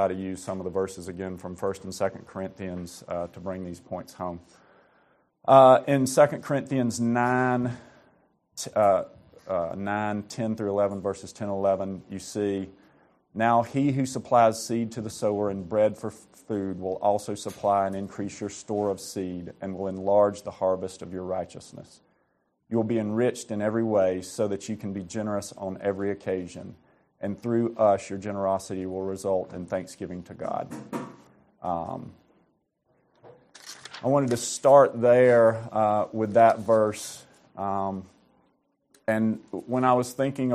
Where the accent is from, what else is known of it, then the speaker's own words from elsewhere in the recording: Alabama, United States; also born or lived in Georgia; I was born and raised in the Southeast, born and raised in Alabama